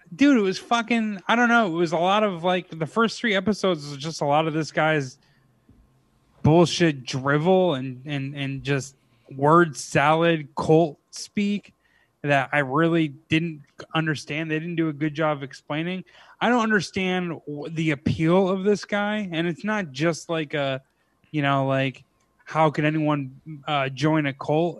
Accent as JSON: {"language": "English", "town": "Clifton Park", "region": "New York", "country": "United States", "tie": "born or raised there", "also_born_or_lived": "Schenectady, New York", "said": "my hometown"}